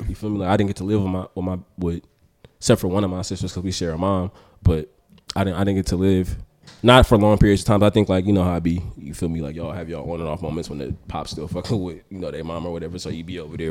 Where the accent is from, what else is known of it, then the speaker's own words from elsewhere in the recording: Oakland, California, United States; I'm from North Oakland, lived in North Oakland till I was fourteen, then I moved to the East